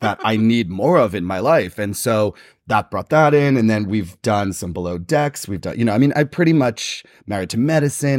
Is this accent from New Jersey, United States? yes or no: yes; New Jersey, United States; I'm from the East Coast. I'm from New Jersey